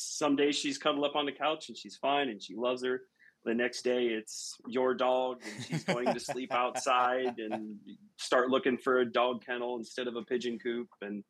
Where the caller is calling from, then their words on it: Louisville, Ohio, United States; I am Northeast Ohio, a little town called Louisville